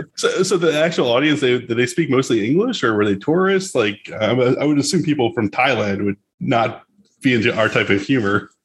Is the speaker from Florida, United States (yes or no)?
yes; South Florida, United States; We're actually from South Florida